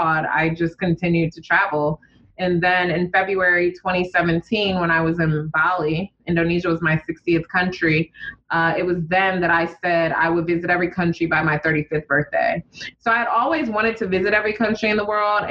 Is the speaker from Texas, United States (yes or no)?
no; Detroit, Michigan, United States; born or raised there; moved away as an adult; also born or lived in New York